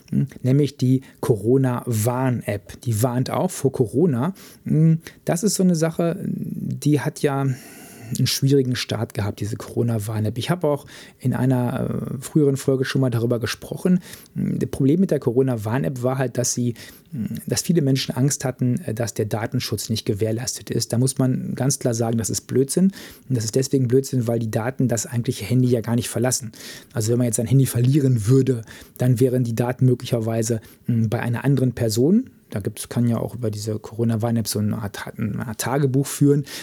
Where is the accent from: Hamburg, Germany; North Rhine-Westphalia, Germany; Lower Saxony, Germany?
North Rhine-Westphalia, Germany; den Kreis, wo ich herkomme, Märkischer Kreis im Sauerland in Nordrhein-Westfalen.